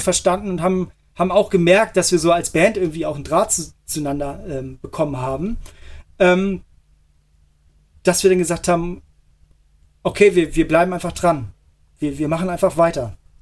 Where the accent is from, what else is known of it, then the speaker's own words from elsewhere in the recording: Hamburg, Germany; moved away; also born or lived in Montreal; Hamburg ist, ähm, ja. würde ich als meine Heimatstadt ähm, bezeichnen. Ich bin dort groß geworden.